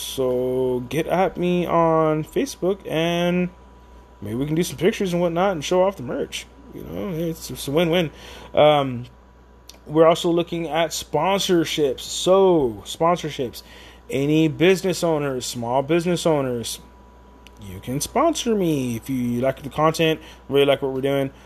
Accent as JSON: {"language": "English", "town": "San Antonio", "region": "Texas", "country": "United States", "said": "I'm just from San Antonio"}